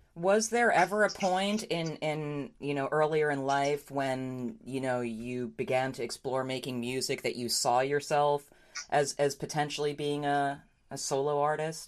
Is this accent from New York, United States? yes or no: yes; New York, United States; I grew up in New York